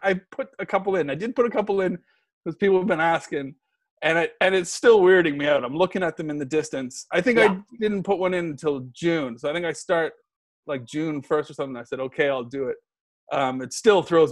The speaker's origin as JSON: {"language": "English", "region": "Nova Scotia", "country": "Canada", "moved": "yes", "lives_now": "Los Angeles, United States", "said": "I'm from Nova Scotia too."}